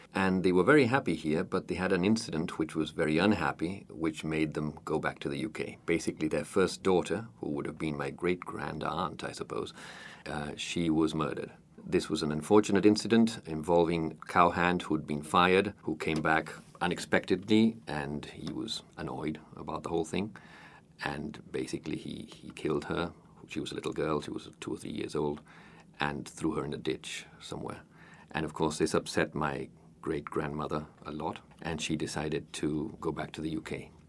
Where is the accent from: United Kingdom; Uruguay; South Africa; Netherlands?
Uruguay; Montevideo; I was born in Montevideo and have lived here most of my life, except for about ten years when I lived abroad.